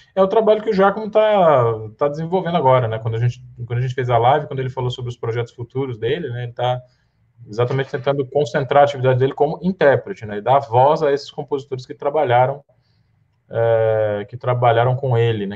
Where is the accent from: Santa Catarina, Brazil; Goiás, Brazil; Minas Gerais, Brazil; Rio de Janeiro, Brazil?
Goiás, Brazil; moved away as an adult; also born or lived in Goiânia; now in São Paulo, Brazil; como diz ali na minha terra, em Goiás